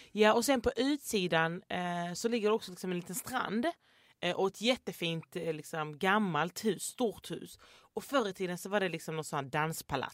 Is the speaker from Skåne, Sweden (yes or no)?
yes; Landskrona, Skåne, Sweden; jag kommer ju från Landskrona